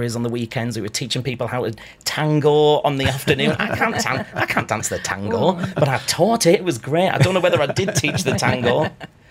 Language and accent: English; Redcar, North East England, United Kingdom; also born or lived in Middlesbrough; I was born in Middlesbrough, but I grew up in Redcar